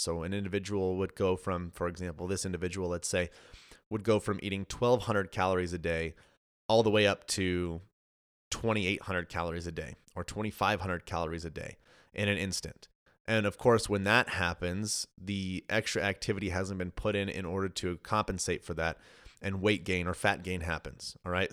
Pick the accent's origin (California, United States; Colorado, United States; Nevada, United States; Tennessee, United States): Colorado, United States; moved away as an adult; now in Texas, United States; so originally I'm from Colorado. My wife and I just moved to Texas.